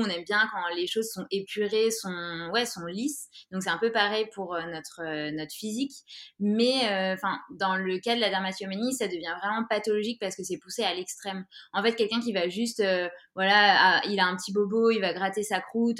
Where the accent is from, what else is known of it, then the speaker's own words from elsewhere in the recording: Grenoble, Auvergne-Rhône-Alpes, France; now in Orléans, France; je viens de Grenoble et j'habite en ce moment à Orléans